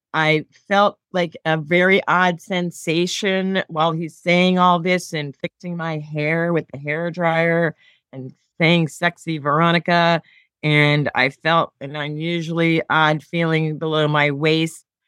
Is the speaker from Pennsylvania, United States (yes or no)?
yes; Philadelphia, Pennsylvania, United States; I worked for the Philadelphia Phillies, my hometown team.